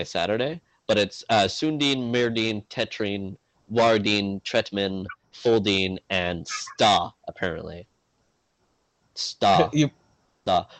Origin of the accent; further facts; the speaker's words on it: Canada; we're Canadian